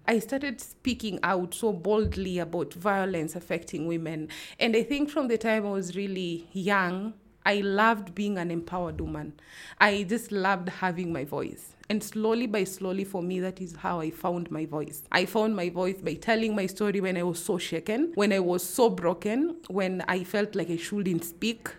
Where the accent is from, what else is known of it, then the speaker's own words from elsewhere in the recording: Nairobi, Kenya; moved away as an adult; also born or lived in Kajiado; growing up in Kibera